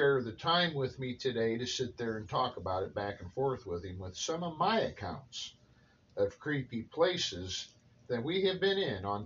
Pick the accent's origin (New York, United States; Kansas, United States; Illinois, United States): Illinois, United States; central; An apartment I rented here in my hometown was an attic apartment.